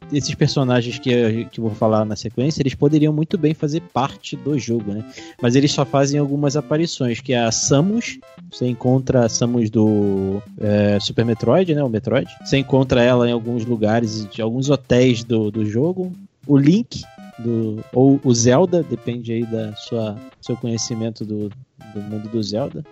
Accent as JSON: {"language": "Portuguese", "region": "Rio de Janeiro", "country": "Brazil", "moved": "yes", "said": "eu sou lá do Rio de Janeiro"}